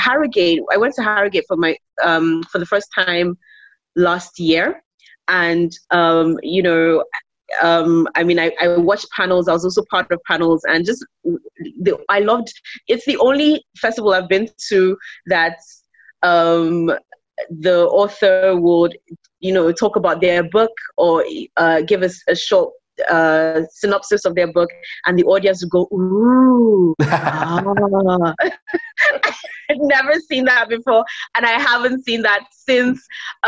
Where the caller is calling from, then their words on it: Lagos, Nigeria; I'm joining you from Lagos, Nigeria.